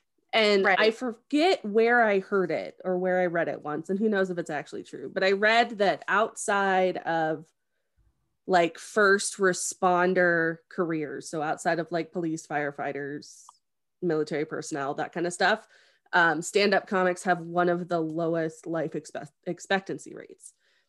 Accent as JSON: {"language": "English", "region": "West Virginia", "country": "United States", "said": "The like, only for real, thing, I'm from West Virginia."}